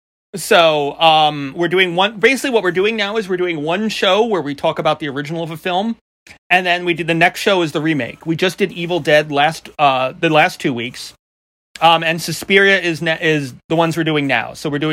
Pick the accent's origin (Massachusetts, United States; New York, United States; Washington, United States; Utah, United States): New York, United States; Long Island; accent: New York; Because I grew up, number one, with a dad who spoke in, like, the old school New Yorker way. And then I was raised by my grandmother in Long Island for a bunch of years.